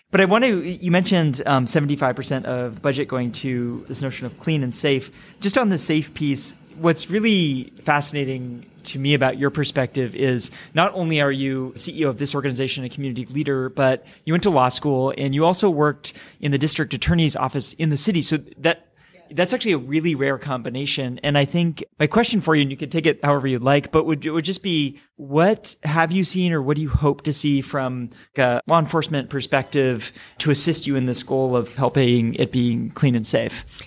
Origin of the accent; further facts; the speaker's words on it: San Francisco, California, United States; my hometown